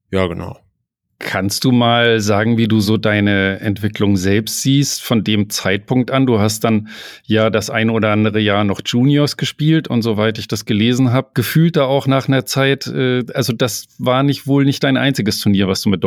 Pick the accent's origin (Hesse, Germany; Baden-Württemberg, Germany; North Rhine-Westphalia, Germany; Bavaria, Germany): North Rhine-Westphalia, Germany; Hamm; also born or lived in Kellenhusen